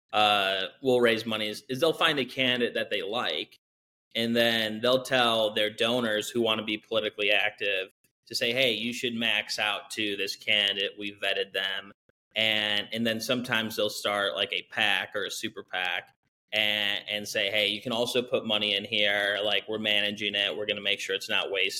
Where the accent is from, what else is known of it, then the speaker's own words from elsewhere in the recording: Michigan, United States; I'm from Michigan.